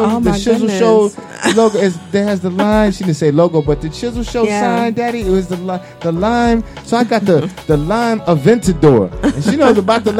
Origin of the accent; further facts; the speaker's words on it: New York, United States; moved away; that's my cousin I grew up with in New York.